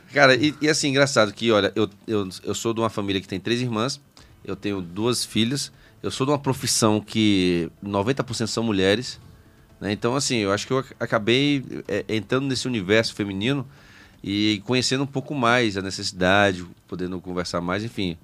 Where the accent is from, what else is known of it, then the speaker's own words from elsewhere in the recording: Brasília, Federal District, Brazil; also born or lived in Bacabal, Maranhão / Piauí; Eu nasci em Bacabal, então. fui pro Piauí, com três anos vim para Brasília. Aí fiquei aqui